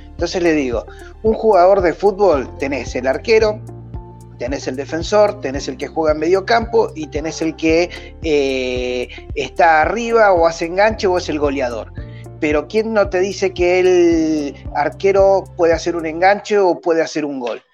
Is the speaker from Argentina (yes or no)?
yes; Argentina; soy argentino, vivo en Buenos Aires